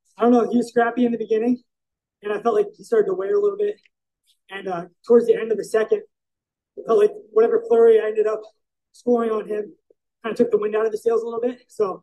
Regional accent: United States; I'm an American.

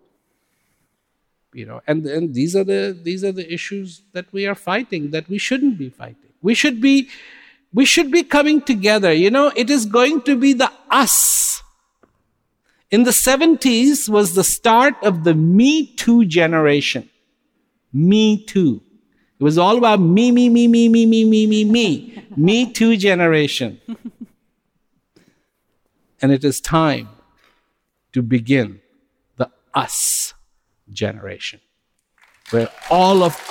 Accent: India; I was born in India

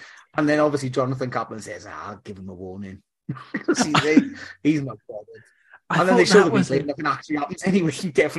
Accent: Wales, United Kingdom; We're Welsh.

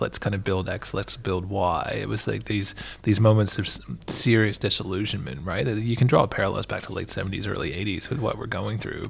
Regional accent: Canada; now in Australia; my home country

